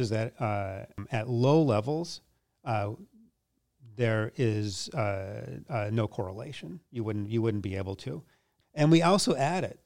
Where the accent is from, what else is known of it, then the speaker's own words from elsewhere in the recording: Minneapolis, Minnesota, United States; moved away as an adult; now in New York, United States; I grew up in Minneapolis